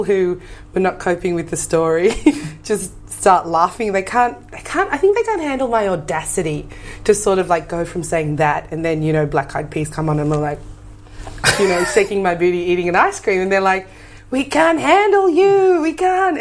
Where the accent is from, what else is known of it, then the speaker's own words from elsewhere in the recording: Sydney, New South Wales, Australia; also born or lived in Dandenong, Victoria / Campbelltown, New South Wales; I grew up in Western Sydney. I was born in Dandenong, though. My mm-hmm. parents moved from Dandenong to Campbelltown